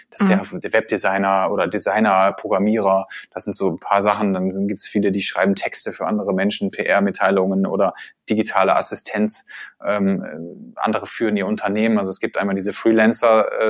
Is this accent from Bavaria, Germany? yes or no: no; Essen, North Rhine-Westphalia, Germany; und ich komme ja auch aus Essen und äh, hier gibt's keine Berge und kein Meer.